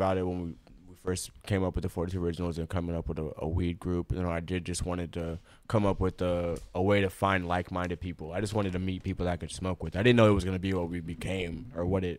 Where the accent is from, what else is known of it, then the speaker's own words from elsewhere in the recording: Buchanan, Michigan, United States; moved away; So I'm from Buchanan, Michigan. I don't know if you guys remember that stat, but that's like a little population of 600 people.